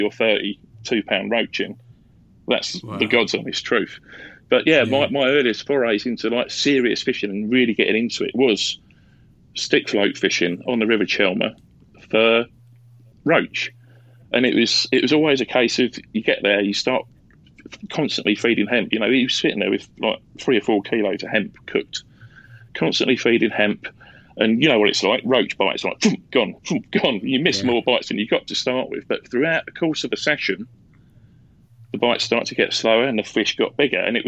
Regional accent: Leigh-on-Sea, East of England, United Kingdom; I'm a Southend boy. I grew up in Leon Sea, so I fished the Thames estuary for years.

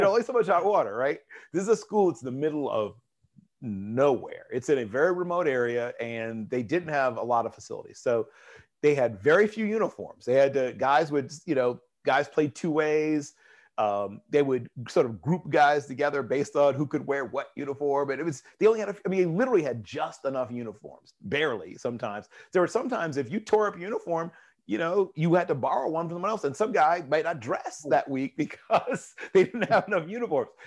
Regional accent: Tidewater area, Virginia, United States; moved away; I grew up in the Tidewater area

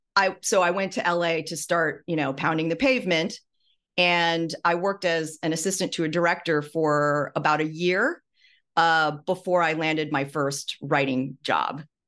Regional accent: Midwest, United States; moved away; I'm from, uh, the Midwest. My parents were Taiwanese immigrants, and, um, you know, they settled in the Midwest

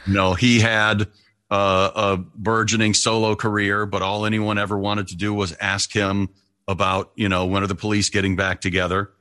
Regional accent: outside of Detroit, Michigan, United States; moved away as an adult; also born or lived in Toledo, Ohio / Dayton, Ohio / Columbus, Ohio / Cincinnati, Ohio; here's a four mile radius from where I grew up outside of Detroit, Michigan

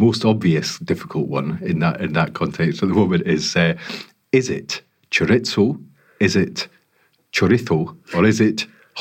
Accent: Scotland, United Kingdom; I'm Scottish

